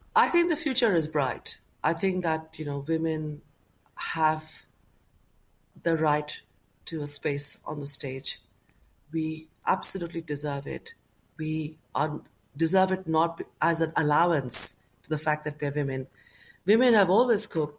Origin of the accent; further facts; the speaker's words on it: Kolkata, West Bengal, India; now in United Kingdom; growing up in Calcutta